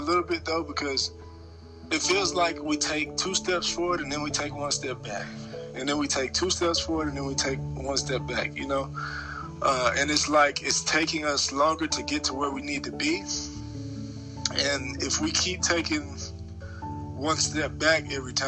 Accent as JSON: {"language": "English", "town": "Dallas", "region": "Texas", "country": "United States", "tie": "born or raised there", "also_born_or_lived": "Nashville, Tennessee", "moved": "as an adult", "said": "I'm from Dallas, Texas. I was born and raised there"}